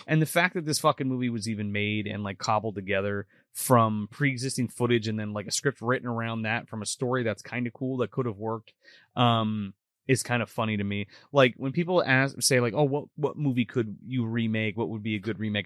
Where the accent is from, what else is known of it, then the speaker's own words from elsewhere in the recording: New Jersey, United States; we're from New Jersey